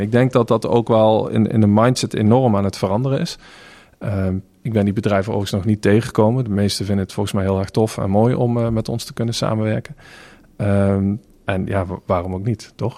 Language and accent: Dutch; North Limburg, Netherlands; ik ben opgegroeid in Noord-Limburg, jaren 90